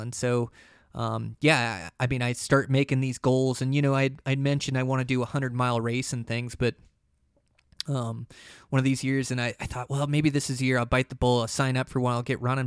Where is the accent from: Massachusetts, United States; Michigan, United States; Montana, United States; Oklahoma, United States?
Montana, United States; my home state of Montana